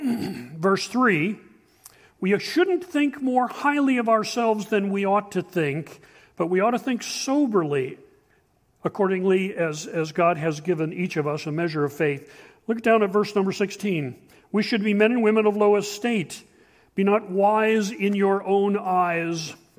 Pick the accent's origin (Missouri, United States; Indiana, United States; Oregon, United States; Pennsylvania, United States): Pennsylvania, United States; Shamokin; We grew up in Shemokin, Pennsylvania.